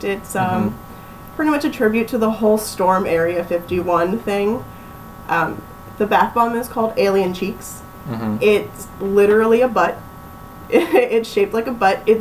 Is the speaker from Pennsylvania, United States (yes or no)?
yes; Bethlehem, Pennsylvania, United States; moved away as an adult; now in Florida, United States; Originally, I'm from Pennsylvania